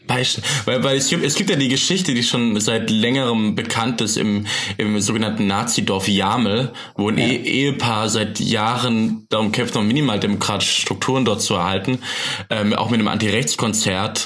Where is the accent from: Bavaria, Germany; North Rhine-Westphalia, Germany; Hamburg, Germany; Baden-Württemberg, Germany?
Baden-Württemberg, Germany; Rems-Murr-Kreis; now in Berlin, Germany; also da, wo ich herkomme, aus, aus Rems-Muck-Kreis